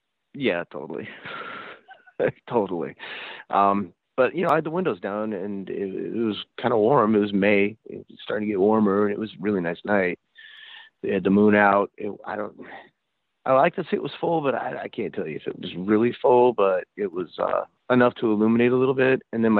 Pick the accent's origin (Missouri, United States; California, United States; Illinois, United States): California, United States; Sacramento; we're from Sacramento originally, and I moved back to Sacramento